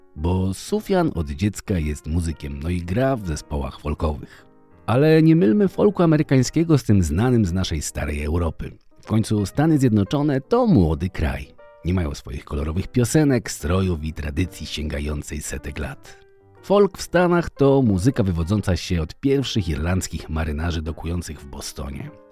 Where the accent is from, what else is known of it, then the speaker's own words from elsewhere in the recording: Poland; jesteśmy biedakami z Polski